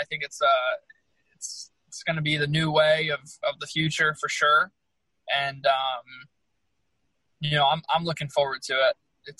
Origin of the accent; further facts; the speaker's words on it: Connecticut, United States; I'm from Connecticut, so not too far. I think I'm only about 3 hours from Pocono, so it's kind of like home.